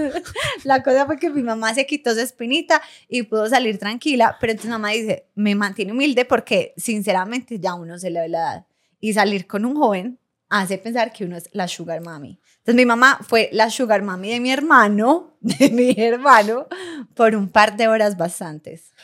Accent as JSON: {"language": "Spanish", "town": "Medellín", "region": "Antioquia", "country": "Colombia", "said": "de Marinilla, no, de Medellín"}